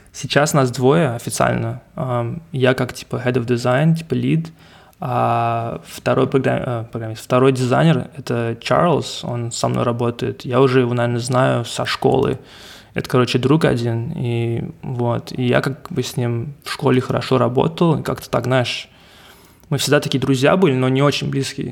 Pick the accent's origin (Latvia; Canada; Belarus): Canada; Montreal, Quebec; first language English; Russian is a second language; also born or lived in Russia; родился в России и переехал ага. сюда, ко мне было там, 5 лет, что ли. Поэтому я уже здесь 25 лет живу в Канаде